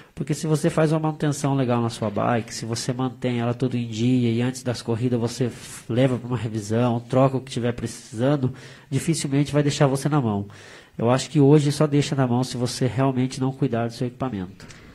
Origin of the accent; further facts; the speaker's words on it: Brazil; a gente é brasileiro